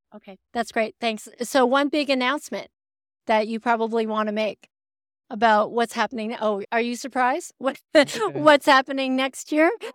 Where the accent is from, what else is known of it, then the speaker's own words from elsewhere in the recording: Canada; as a Canadian